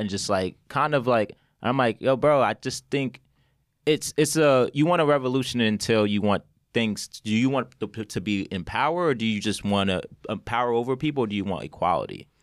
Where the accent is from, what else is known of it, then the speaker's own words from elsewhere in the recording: Westchester, New York, United States; I grew up in Westchester